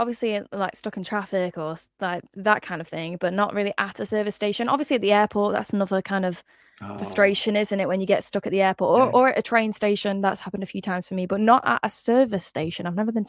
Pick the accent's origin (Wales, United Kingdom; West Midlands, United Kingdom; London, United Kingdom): West Midlands, United Kingdom; Stoke-on-Trent; also born or lived in Essex; I'm currently in Essex. I basically am halfway. Sometimes I'm in Stoke, which is where my hometown is.